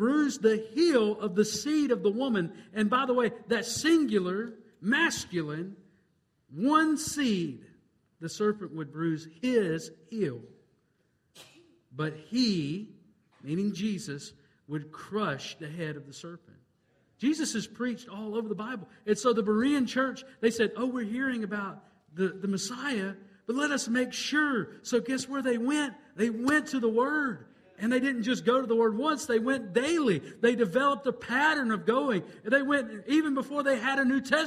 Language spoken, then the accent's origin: English; United States; I'm an American, and I'm proud to be an American.